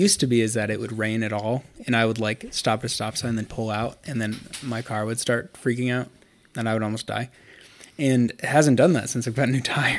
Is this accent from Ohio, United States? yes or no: yes; Akron, Ohio, United States; as I am a kid from Akron... I need to make a prediction about the other kid from Akron, LeBron James.